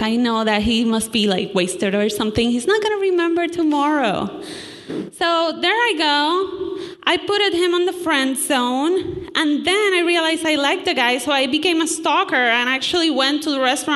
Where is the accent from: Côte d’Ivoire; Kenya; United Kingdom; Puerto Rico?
Puerto Rico; moved away; I come from Puerto Rico